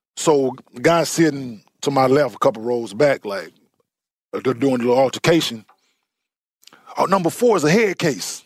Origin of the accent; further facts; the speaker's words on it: Dallas, Texas, United States; I grew up in Dallas